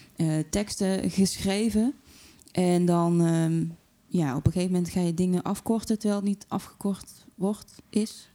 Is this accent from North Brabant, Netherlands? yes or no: yes; Tilburg, North Brabant, Netherlands; accent: Brabant, soft G; ik ben in Tilburg geboren en dat kun je wel horen hè, door de zachte G.